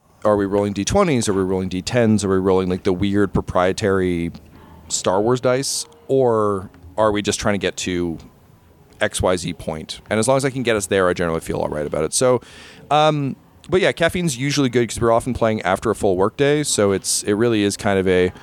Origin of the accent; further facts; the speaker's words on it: Canada; As a Canadian